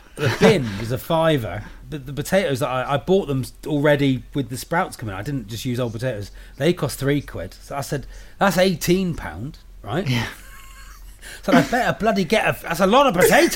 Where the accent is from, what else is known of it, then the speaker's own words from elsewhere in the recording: United Kingdom; I'm a British comedian